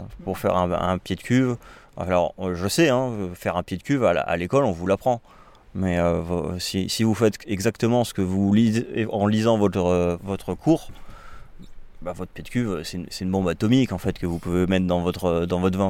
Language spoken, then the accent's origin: French; Bordeaux, Nouvelle-Aquitaine, France; je suis un Bordelais, moi. Mais, euh, ma, mais je suis un Bordelais qui a, qui a voyagé, donc, euh, je suis pas un pur souche maintenant